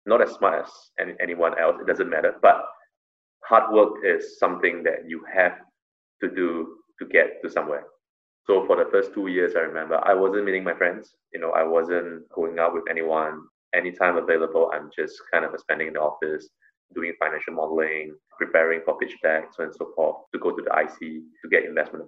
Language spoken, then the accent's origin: English; Singapore; as a Singaporean